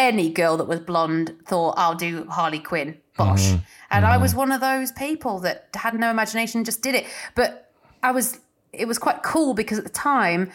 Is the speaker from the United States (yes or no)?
no; Nottinghamshire, East Midlands, United Kingdom; I was in the East Midlands, so I was in Nottinghamshire, but wasn't in a city at all. I was in the middle of nowhere, like cows were my neighbours.